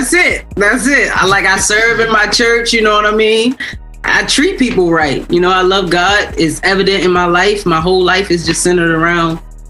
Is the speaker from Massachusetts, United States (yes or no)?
no; Baltimore, Maryland, United States; also born or lived in Orlando; I'm from here. Okay. I'm from Baltimore.